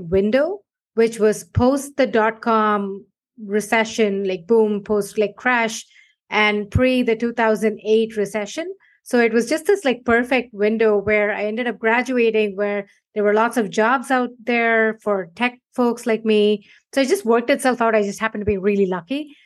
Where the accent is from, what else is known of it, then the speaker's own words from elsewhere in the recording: India; moved away as an adult; now in United States; I moved from India over 15 years ago now.